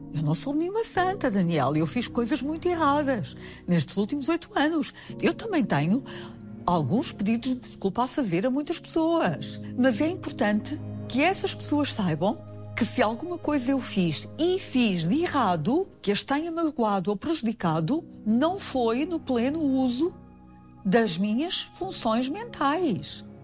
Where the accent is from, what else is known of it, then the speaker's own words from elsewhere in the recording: Vila Nova de Gaia, Norte, Portugal; moved away as an adult; also born or lived in Macau; now in Lisbon, Portugal; Quando venho de Macau, volto ao Monte da Virgem